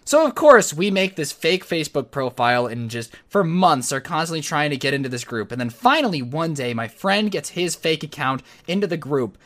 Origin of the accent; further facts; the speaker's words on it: United States; I'm from America where Teslas are still pretty rare